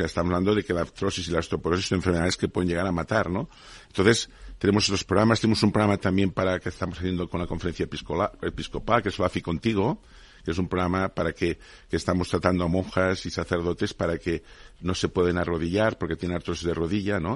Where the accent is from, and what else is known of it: Spain